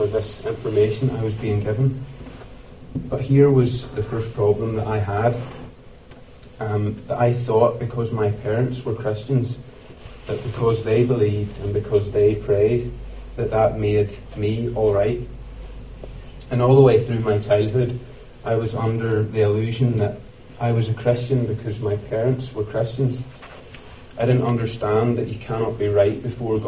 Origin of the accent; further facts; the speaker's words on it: Ballymoney, Northern Ireland, United Kingdom; I was born and raised in Ballymoney